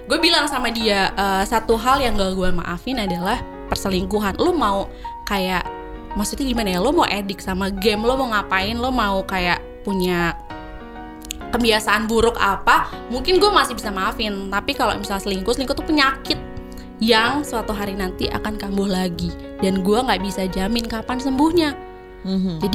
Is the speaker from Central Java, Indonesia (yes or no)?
no; Cirebon, West Java, Indonesia; Sudah pas gue balik ke uh, Cirebon ke Indonesia, pasti ke Indonesia ya ke kampung halaman